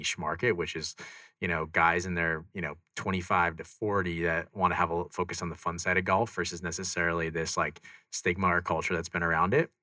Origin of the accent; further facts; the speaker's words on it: Scottsdale, Arizona, United States; also born or lived in Los Angeles, California; So I grew up in Scottsdale. Here, a little bit north of here, Scottsdale, Arizona, from like 2 years old till college.